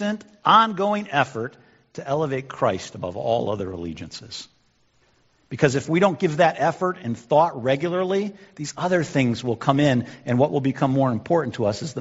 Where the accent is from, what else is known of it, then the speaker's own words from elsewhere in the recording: United States; also born or lived in Illinois; now in Michigan, United States; I'm an American.